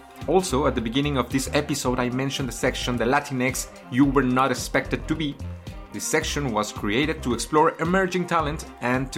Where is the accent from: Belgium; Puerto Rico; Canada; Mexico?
Mexico; Mexico City; first language Spanish; English is a second language; moved away as an adult; I was also born and raised in Mexico City